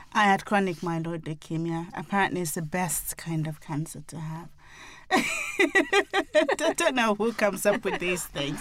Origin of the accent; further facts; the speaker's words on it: Nigeria; being African, being Nigerian